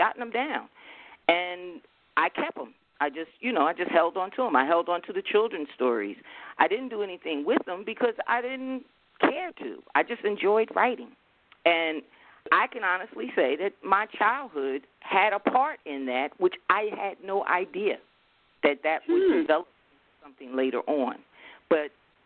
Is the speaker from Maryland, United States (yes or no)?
no; Newark, New Jersey, United States; I grew up in the South Ward district of Newark, New Jersey, Brick City